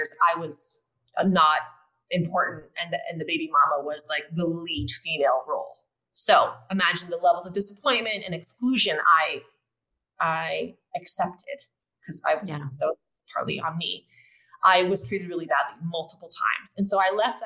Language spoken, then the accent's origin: English; United States; moved away as an adult; now in Mexico; me being an American